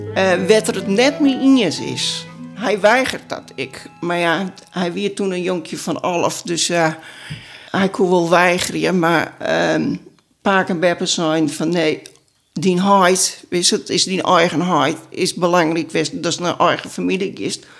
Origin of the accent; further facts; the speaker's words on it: Friesland, Netherlands; ik ben dan als Fries